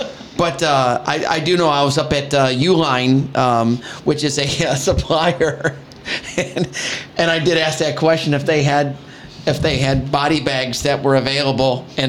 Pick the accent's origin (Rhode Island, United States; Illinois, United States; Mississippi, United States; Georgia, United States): Illinois, United States; Chicago; now in Porter County, Indiana, United States; I grew up in Chicago